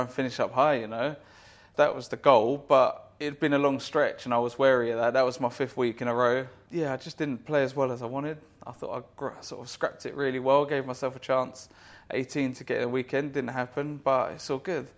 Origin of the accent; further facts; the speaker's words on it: United Kingdom; us Brits